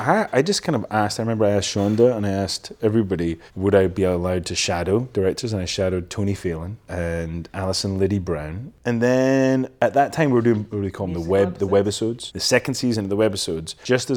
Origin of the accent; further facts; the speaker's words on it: Elgin, Scotland, United Kingdom; Elgin is like funny. It's a funny little town and I love it now, but at the time I couldn't wait to get away from